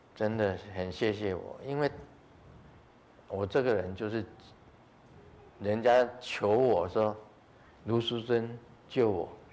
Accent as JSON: {"language": "Chinese", "country": "Taiwan", "said": "我们台湾话"}